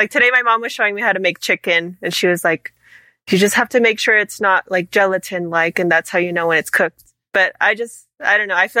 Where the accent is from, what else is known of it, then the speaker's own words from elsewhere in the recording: Los Angeles, California, United States; I'm from Los Angeles in California. I'm 23. I'm about to be 24 in July.